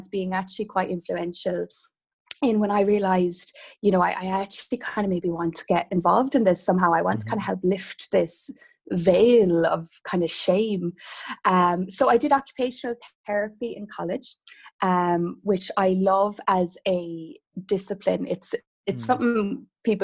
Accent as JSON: {"language": "English", "area": "Kerry", "region": "Munster", "country": "Ireland", "tie": "born or raised there", "moved": "yes", "lives_now": "Galway, Ireland", "said": "growing up in Kerry, which again is quite rural"}